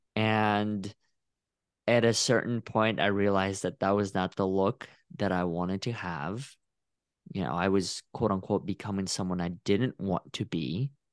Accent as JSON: {"language": "English", "country": "Russia", "moved": "yes", "lives_now": "Texas, United States", "said": "I just say from Russia"}